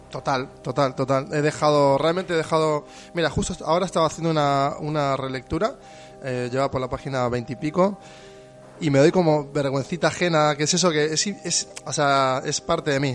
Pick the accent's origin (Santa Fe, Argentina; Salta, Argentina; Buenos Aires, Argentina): Buenos Aires, Argentina; moved away as an adult; now in Bilbao, Spain; vengo de Argentina, de, una megalópolis como Buenos Aires